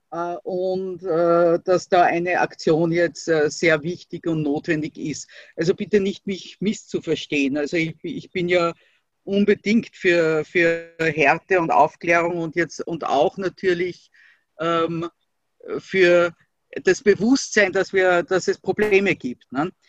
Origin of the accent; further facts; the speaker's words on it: Austria; das ist äh, bei uns in Österreich, du hast das natürlich mitgekriegt, wird äh, das, was als politisches Schlagwort, also der politische Islam genannt wird, äh, einfach mit der Muslimbruderschaft äh, identifiziert